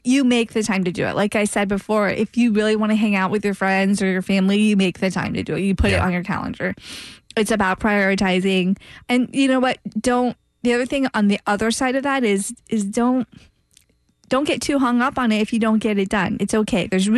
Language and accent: English; Titusville, Florida, United States; also born or lived in Nashville, Tennessee / Winter Park, Florida; I grew up in Titusville, the East Coast